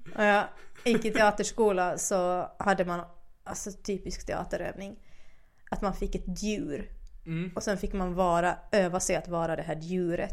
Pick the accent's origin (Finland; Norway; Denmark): Finland; accent: Finland Swedish; first language Finland Swedish; also born or lived in Åland; now in Sweden; jag har bott halva min barndom i Finland, alltså halva på Åland